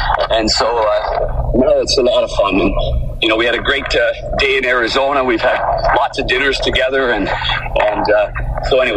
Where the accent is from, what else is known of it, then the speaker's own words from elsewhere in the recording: Ottawa, Ontario, Canada; growing up in Ottawa